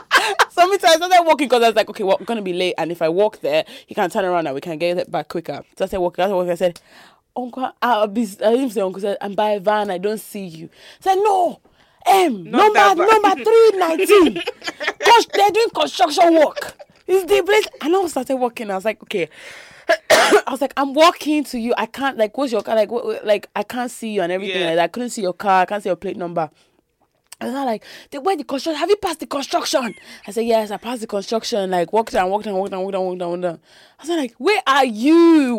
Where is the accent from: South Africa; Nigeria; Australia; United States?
Nigeria; Because I'm Nigerian, I live in those ends.